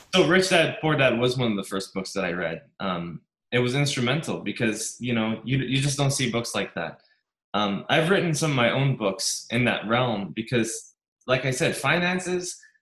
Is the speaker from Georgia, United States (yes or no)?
no; New York, United States; I grew up very poor in New York